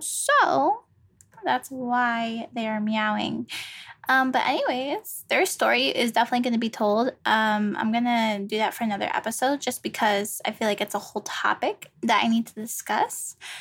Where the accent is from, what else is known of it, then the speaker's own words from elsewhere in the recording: Virginia, United States; I was born in Virginia. Virginia, V A. Um, born and raised there.